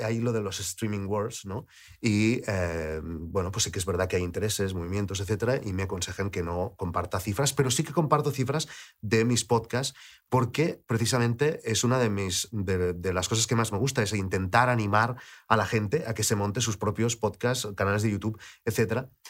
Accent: Lleida, Catalonia, Spain; moved away; also born or lived in Barcelona; yo vivía en Lleida, yo crecí en Lleida, aunque nací en Barcelona

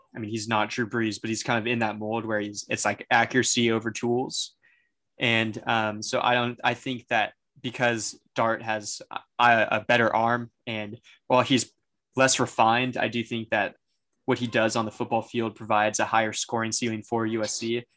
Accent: San Diego, California, United States; I'm from San Diego.

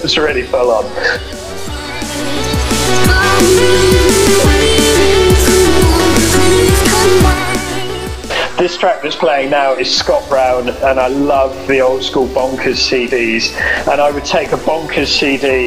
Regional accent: Devon, South West England, United Kingdom; moved away as an adult; also born or lived in Falmouth, Cornwall; So after I grew up in Devon, I went down to university in Cornwall, to Falmouth

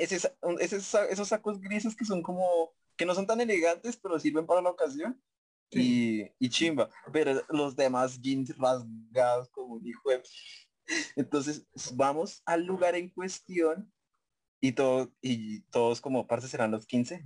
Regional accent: Colombia; Como todos buenos colombianos

